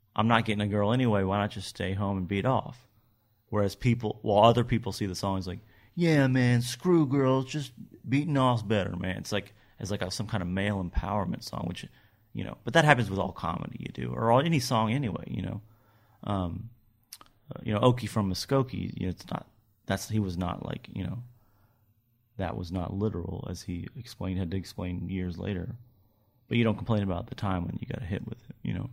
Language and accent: English; Kentucky, United States; moved away; I'm from, you know, I grew up in Kentucky. My family's all from Nashville.